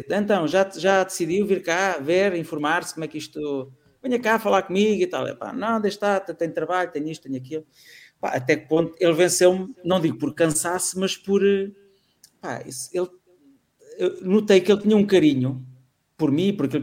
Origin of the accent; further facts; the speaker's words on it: Almada, Setúbal, Portugal; Eu sou da Almada e tive uma namorada